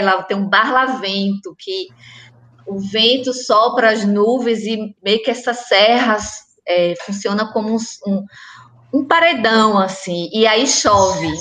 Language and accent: Portuguese; Antônio Gonçalves, Bahia, Brazil; now in Salvador, Brazil; eu moro aqui em Salvador faz muito tempo e eu sempre faço referência à minha cidade, eu falo, eu sou da Itinga